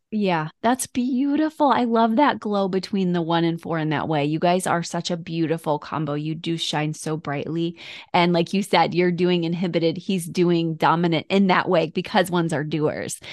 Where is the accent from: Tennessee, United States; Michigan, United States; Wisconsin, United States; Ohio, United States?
Michigan, United States; now in Florida, United States; I grew up in Michigan